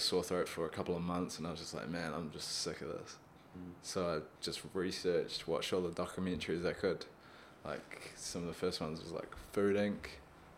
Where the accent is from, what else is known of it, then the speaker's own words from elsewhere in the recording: Auckland, New Zealand; also born or lived in Wellington; I grew up in Auckland